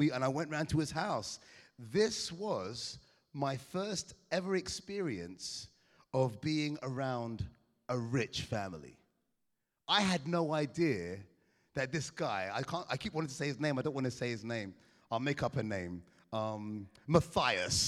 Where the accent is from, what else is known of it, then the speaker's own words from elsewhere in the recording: England, United Kingdom; Now I'm born in England, I'm an Englishman, but I come from Caribbean parentage